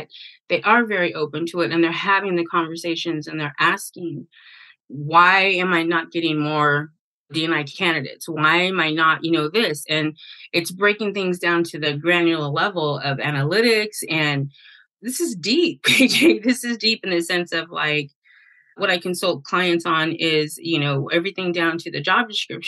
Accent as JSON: {"language": "English", "area": "the Bay Area", "region": "California", "country": "United States", "said": "I'm from the Bay"}